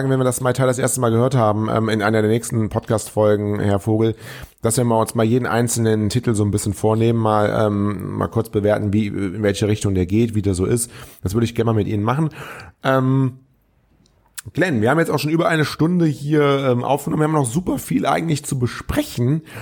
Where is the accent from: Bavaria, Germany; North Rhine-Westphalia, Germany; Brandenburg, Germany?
North Rhine-Westphalia, Germany; Troisdorf; also born or lived in Cologne; ich bin ja Kölner, aber ich bin damals ähm, aufgewachsen in Troisdorf. Die hier aus der Gegend kommen, die werden das wissen.